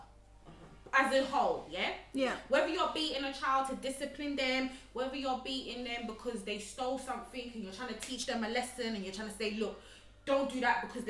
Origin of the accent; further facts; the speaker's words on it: Uganda; growing up in Uganda